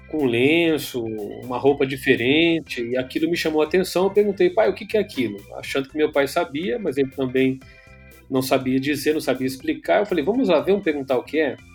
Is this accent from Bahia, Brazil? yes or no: no; São Paulo, Brazil; also born or lived in Rio de Janeiro / João Pessoa; Que eu nasci no Rio de Janeiro, fui criado em São Paulo, mas eu fui procurar fazer faculdade em outro estado, lá no Nordeste, lá em João Pessoa, no estado da Paraíba.